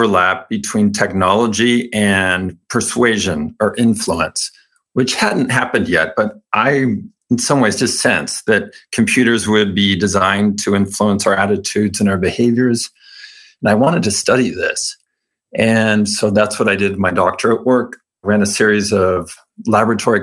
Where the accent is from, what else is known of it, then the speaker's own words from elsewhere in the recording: California, United States; I was raised Mormon in California